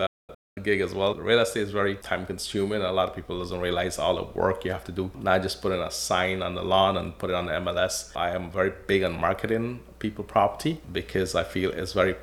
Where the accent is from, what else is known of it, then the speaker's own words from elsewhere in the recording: Guyana; also born or lived in Toronto, Canada / Windsor, Canada; now in Lakeshore, Canada; I was born in Guyana, South America, came to Canada in 1987, lived in Toronto up until 2003